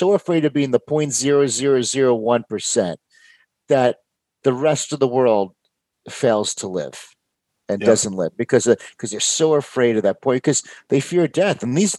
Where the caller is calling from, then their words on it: Houston, Texas, United States; Houston, Texas. I'm right in Houston.